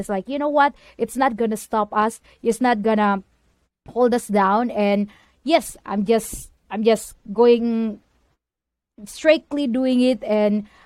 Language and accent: English; Indonesia; now in United States; I am from Indonesia. Right now, I'm living in USA